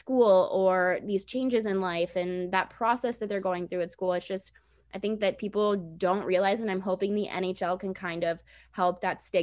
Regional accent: Washington, District of Columbia, United States; I'm from DC.

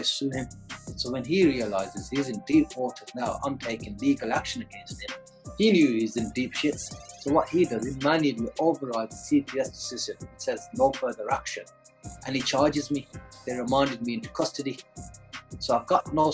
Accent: Birmingham, West Midlands, United Kingdom; moved away as an adult; now in Dubai, United Arab Emirates; I was born in the Midlands, and you know, since then we've remained in Birmingham.

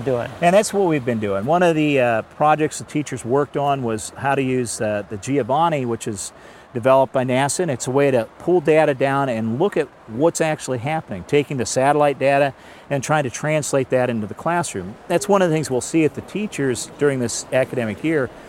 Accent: Kansas, United States; I'm from I'm from Kansas

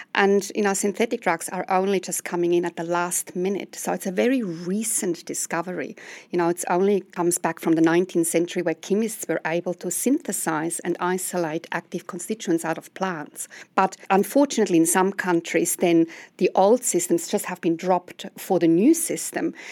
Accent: Switzerland; now in New Zealand; as you will discover from my accent, I'm coming from overseas. I come from Switzerland

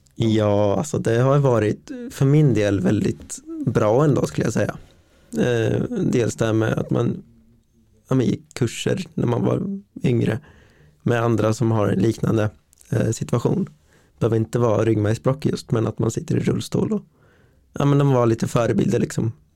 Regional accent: Linköping, Östergötland, Sweden; född och uppvuxen här i Linköping

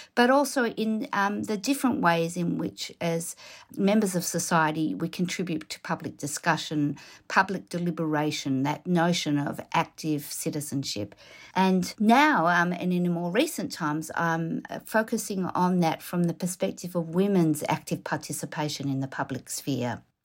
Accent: Melbourne, Victoria, Australia; I'm originally from Melbourne.

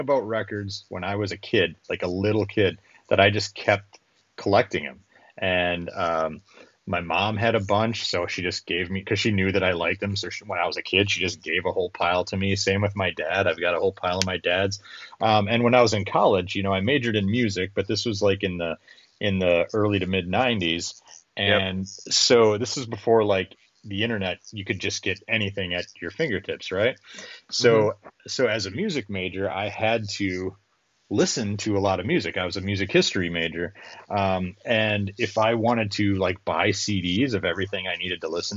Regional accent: Minnesota, United States; I'm from Minnesota

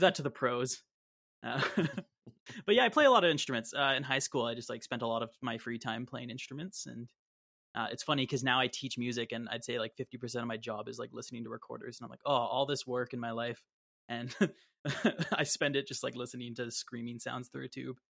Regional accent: Brampton, Ontario, Canada; I grew up in Brampton

